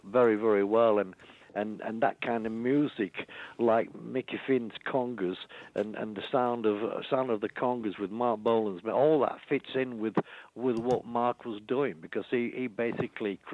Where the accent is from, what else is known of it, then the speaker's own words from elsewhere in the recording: Yorkshire and the Humber, United Kingdom; moved away; I came from Yorkshire, just a Yorkshire lad